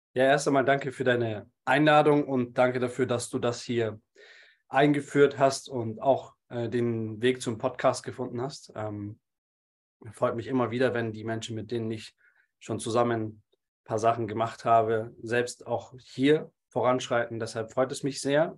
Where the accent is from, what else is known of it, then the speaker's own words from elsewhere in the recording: Munich, Bavaria, Germany; bin gebürtiger Münchner und lebe jetzt mittlerweile auch wieder in München